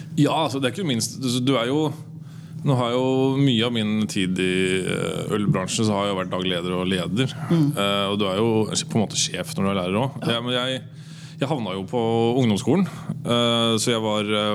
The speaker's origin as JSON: {"language": "Norwegian", "town": "Moss", "region": "Østfold", "country": "Norway", "also_born_or_lived": "Trondheim", "moved": "yes", "said": "jeg er fra Moss"}